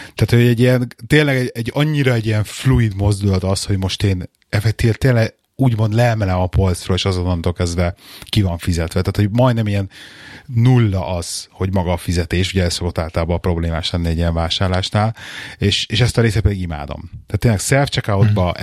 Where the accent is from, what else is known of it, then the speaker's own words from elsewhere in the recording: Budapest, Hungary; now in England; otthon Pesten